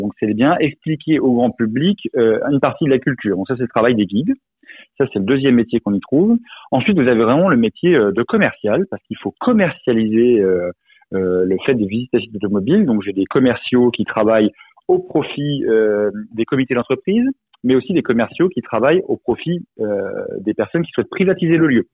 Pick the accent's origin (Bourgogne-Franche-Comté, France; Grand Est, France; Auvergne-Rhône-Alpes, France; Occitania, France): Grand Est, France; Alsace; je suis alsacien d'origine